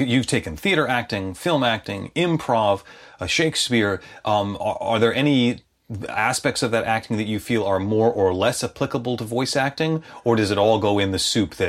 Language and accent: English; Chicago, Illinois, United States; accent: Chicago accent; I was raised in Chicago, and you can tell I don't really have much of a Chicago accent anymore.